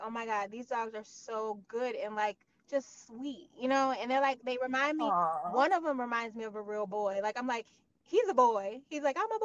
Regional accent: Michigan, United States; also born or lived in New Rochelle, New York; now in New York, United States; I'm from Michigan

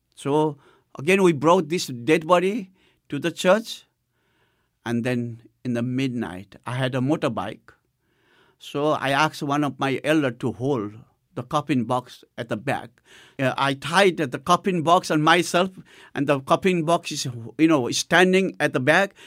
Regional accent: Nepal; I had a privilege to go to the first church of Nepal, which was in my hometown

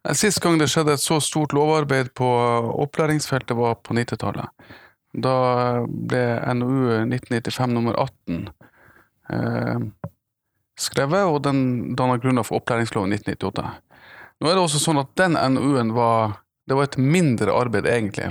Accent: Tromsø, Troms, Norway; jeg er fra Tromsø. Jeg er fra, nærmere bestemt fra Prestvannet i Tromsø

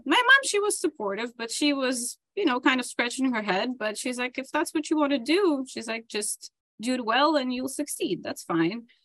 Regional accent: Dnipro, Dnipropetrovsk Oblast, Ukraine; moved away as an adult; now in United States; So I was born and raised in Ukraine in the town of Dnipro

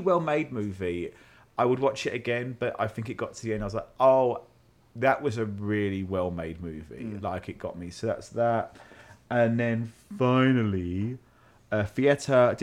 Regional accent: London, United Kingdom; moved away; I am from South London

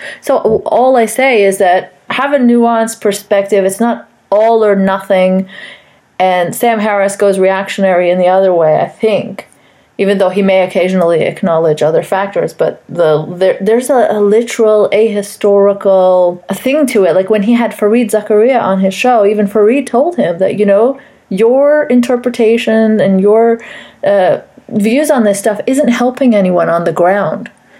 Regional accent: Saudi Arabia; So my background is Pakistani, but I grew up in Saudi Arabia, so I kind of am familiar with both worlds.

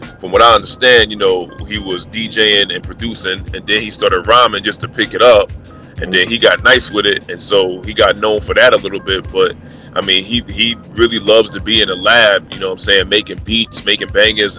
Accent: New York City, New York, United States; growing up in Brooklyn

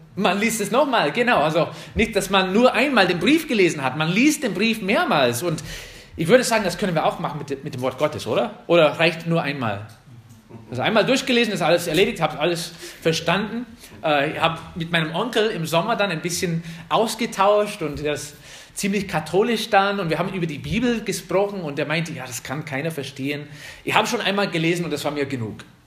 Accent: United States; German is a second language; now in Germany; uns als Amerikaner

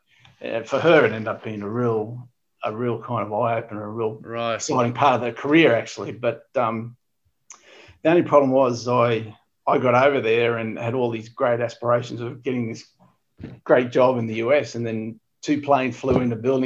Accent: Ipswich, Queensland, Australia; also born or lived in Brisbane; I was born in Brisbane, but I grew up in Ipswich, actually. So okay. I went to all my schooling years was in Ipswich

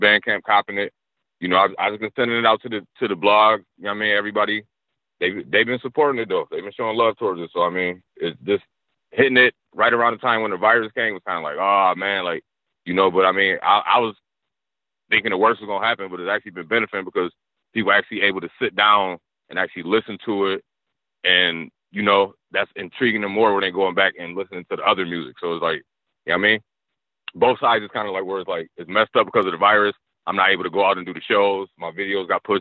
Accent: Niagara Falls, New York, United States; growing up in Niagara Falls, man, we a small city.

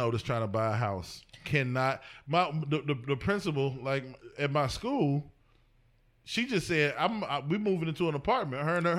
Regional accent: East Cleveland, Ohio, United States; I am from East Cleveland, Ohio, just like my two counterparts here on the podcast. You know what I mean? We are of East Cleveland descent.

